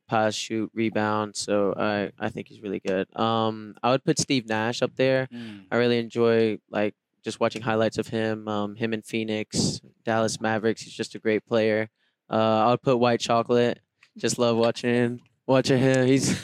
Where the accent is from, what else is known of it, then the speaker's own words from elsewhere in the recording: Sydney, New South Wales, Australia; And then I was born in Sydney, Australia. I'm like from Bondi area.